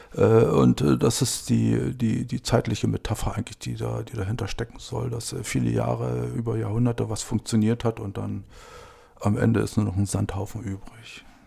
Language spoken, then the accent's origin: German; Hoyerswerda, Saxony, Germany; now in Brandenburg, Germany; Ich bin in Hoyerswerda aufgewachsen